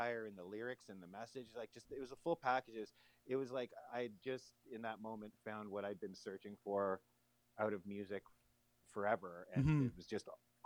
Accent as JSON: {"language": "English", "town": "Bobcaygeon", "region": "Ontario", "country": "Canada", "tie": "born or raised there", "moved": "as an adult", "lives_now": "Toronto, Canada", "said": "my parents decided to move up to Northern Ontario to a smaller community called Bob Cajun."}